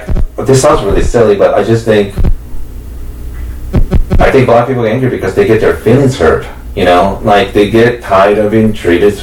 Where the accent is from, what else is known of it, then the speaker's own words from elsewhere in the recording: United States; growing up in America, like, I always feel like, I don't know, I never really feel like, where the fuck do I really belong